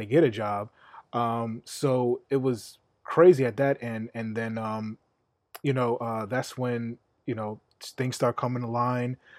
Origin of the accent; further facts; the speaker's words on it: New York City, New York, United States; I'm from Queens.